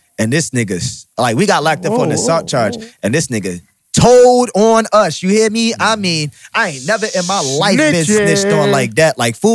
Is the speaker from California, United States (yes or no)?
no; Newark, New Jersey, United States; Oh, I'm from Newark, New Jersey.